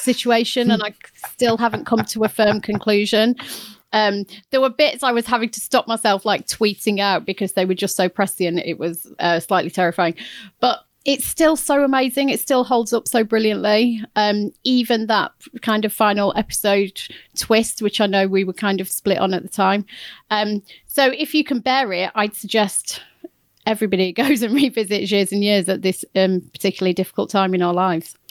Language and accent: English; Chesterfield, East Midlands, United Kingdom; my hometown